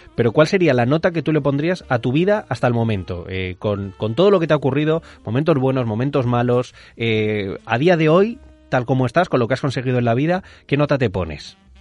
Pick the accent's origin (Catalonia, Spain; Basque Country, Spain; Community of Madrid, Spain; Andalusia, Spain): Community of Madrid, Spain; Madrid; now in Mallorca, Spain; soy un madrileño viviendo en Mallorca